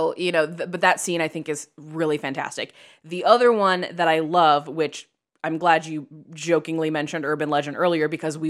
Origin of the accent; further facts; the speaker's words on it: Chicago, Illinois, United States; Full disclosure, I say Cassandra because I'm from Chicago, and I know that that's not right.